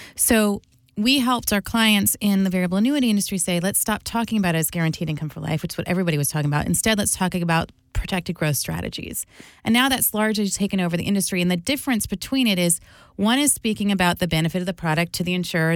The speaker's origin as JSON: {"language": "English", "region": "New Jersey", "country": "United States", "tie": "born or raised there", "said": "I grew up in New Jersey"}